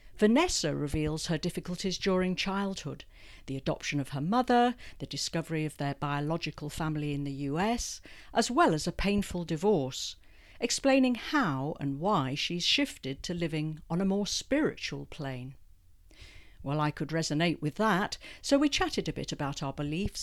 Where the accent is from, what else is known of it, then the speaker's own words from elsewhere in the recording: London, United Kingdom; moved away as an adult; now in Hong Kong; I was born in London, educated in England, and came out with my first husband in 1985.